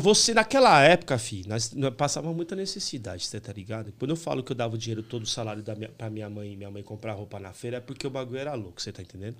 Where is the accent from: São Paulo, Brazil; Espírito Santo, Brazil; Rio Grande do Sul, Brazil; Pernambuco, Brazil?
São Paulo, Brazil; also born or lived in Santana, São Paulo / Águas de São Pedro; Eu nasci em Santana, mas em 83 a gente foi para Itaquera, Coab 2.